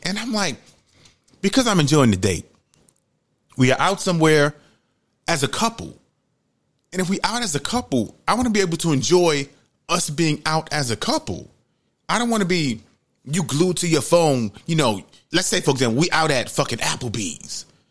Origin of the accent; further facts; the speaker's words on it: United States; I grew up in Webster, Webster Avenue in the projects.